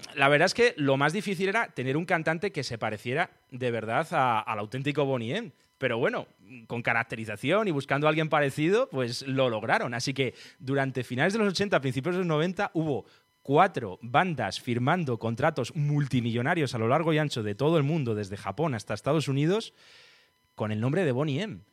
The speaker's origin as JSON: {"language": "Spanish", "town": "Talavera de la Reina", "region": "Castilla-La Mancha", "country": "Spain", "said": "Yo soy de Talavera de la Reina, en Toledo"}